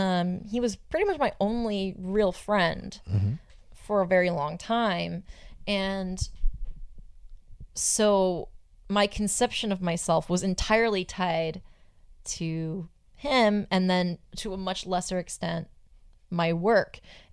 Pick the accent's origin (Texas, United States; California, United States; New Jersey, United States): California, United States; Southern; I'm from Southern California.